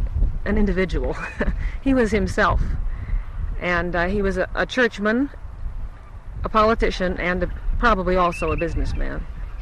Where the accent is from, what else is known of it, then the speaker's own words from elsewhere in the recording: Massachusetts, United States; now in Minneapolis, United States; Episcopalian, which is an Anglican. I've known a great many Catholics because I came from Massachusetts, where the population is about 90% Catholic.